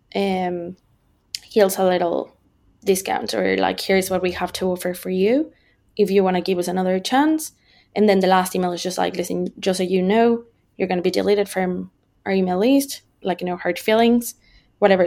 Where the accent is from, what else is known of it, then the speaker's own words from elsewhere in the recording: Mexico; moved away as an adult; now in Ireland; I'm originally from Mexico, uh, but I've been living in Ireland for five years now